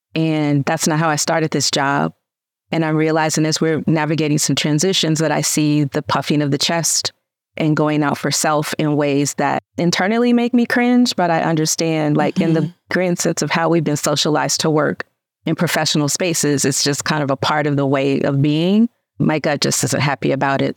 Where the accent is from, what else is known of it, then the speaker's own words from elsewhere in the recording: Memphis, Tennessee, United States; where I come from, I immediately wanted to say South Memphis, loud and proud